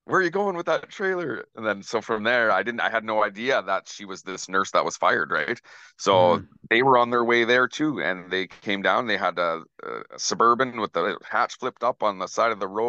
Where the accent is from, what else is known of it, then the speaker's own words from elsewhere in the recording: Alberta, Canada; now in British Columbia, Canada; I'm actually from Alberta